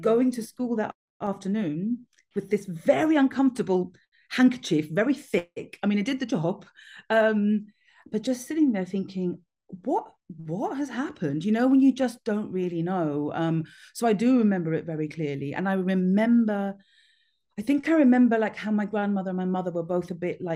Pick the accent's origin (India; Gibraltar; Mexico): Gibraltar; I grew up in Gibraltar